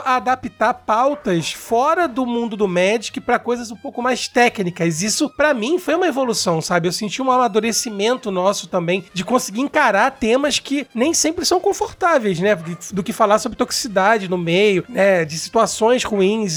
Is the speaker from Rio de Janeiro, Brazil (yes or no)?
yes; Rio de Janeiro, Brazil; Eu sou do Rio de Janeiro